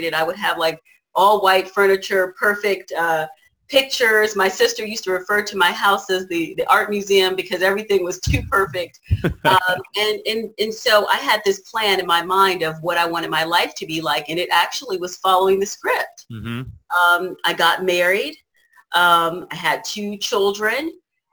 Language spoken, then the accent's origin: English; Washington, District of Columbia, United States; moved away as an adult; now in California, United States; I moved to California from Washington, D.C. area where I was raised